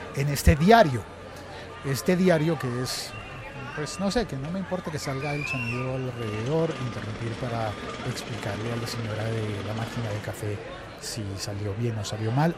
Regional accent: Colombia; el periódico El Espectador, que es el segundo periódico más importante en mi país

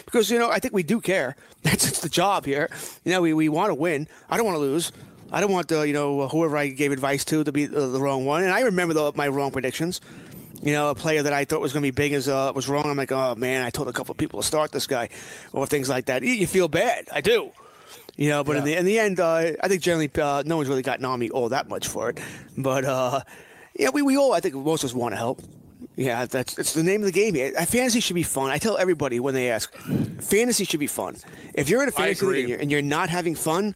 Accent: Nassau County, New York, United States; now in Suffolk County, United States; I grew up in Nassau County

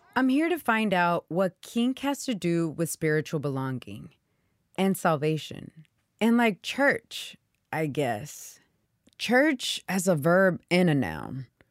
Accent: Houston, Texas, United States; my Pentecostal church in Houston, Texas

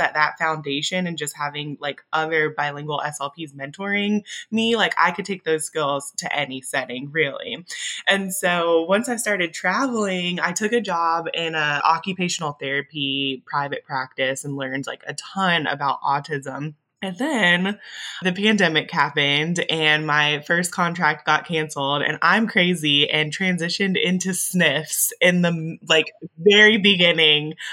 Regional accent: Augusta, Georgia, United States; first language English; I'm originally from Augusta, Georgia.

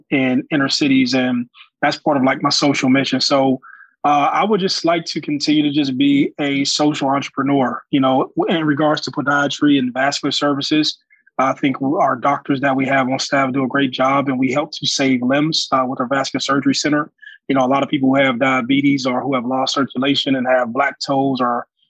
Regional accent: Youngstown, Ohio, United States; we probably service about 600 kids in Youngstown City Schools in my hometown.

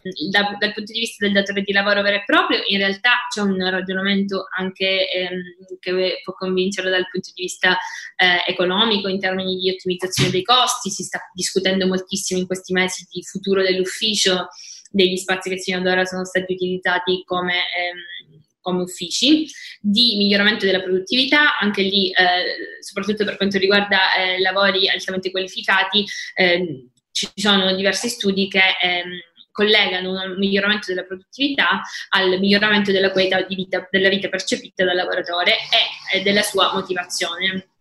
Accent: Palermo, Sicily, Italy; moved away as an adult; also born or lived in northern Italy / Luxembourg; una ragazza palermitana che ha vissuto per dieci anni fuori, prima al nord e poi all'estero. E adesso ho deciso di tornare in Sicilia

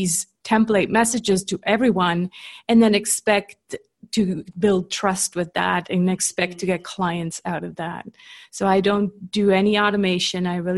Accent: Switzerland; accent: Canadian; also born or lived in California; But I'm, born and raised in Switzerland. I'm just a copycat. So I copy my husband's accent, who's Canadian.

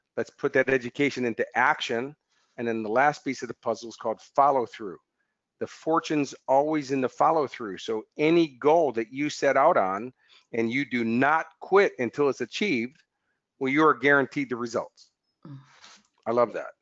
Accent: United States; now in Australia; as an American coming here

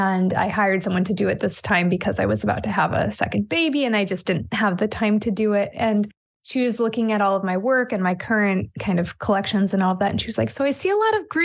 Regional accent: Oregon, United States; also born or lived in California; I was born and raised in Oregon, and I have basically spent my whole life here

